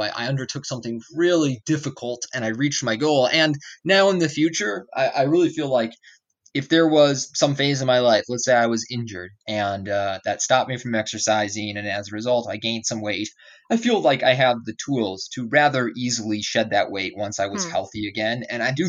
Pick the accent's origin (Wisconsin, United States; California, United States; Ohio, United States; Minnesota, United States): Wisconsin, United States; Madison; I grew up in Madison, Wisconsin, which is like a university city in the Midwest.